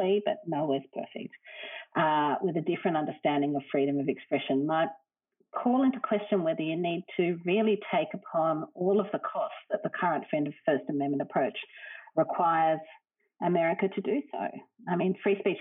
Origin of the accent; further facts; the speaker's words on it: Australia; as an Australian